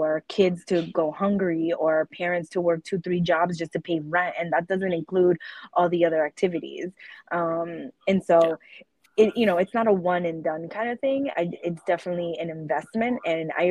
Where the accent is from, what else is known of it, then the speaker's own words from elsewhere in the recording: Pawtucket, Rhode Island, United States; I'm from Pawtucket